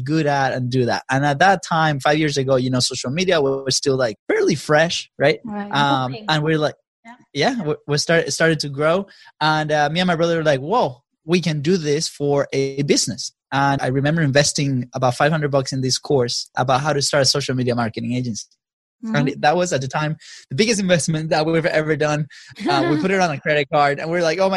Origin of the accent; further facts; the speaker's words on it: Venezuela; now in United States; we're both from Venezuela